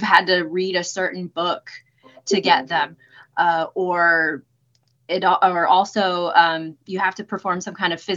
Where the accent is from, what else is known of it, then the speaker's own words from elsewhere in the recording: Nashville, Tennessee, United States; moved away as an adult; also born or lived in Mississippi; now in West Virginia, United States; growing up near Nashville, Tennessee, on a small hobby farm